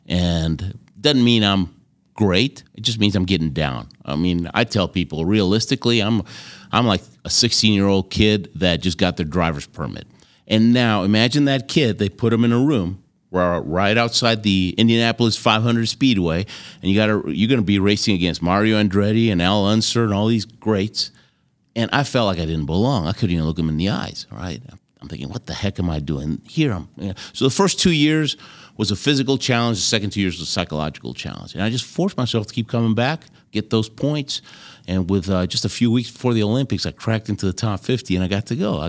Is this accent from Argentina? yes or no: yes; Argentina; born there; And I happened to tell him that I was born in Argentina.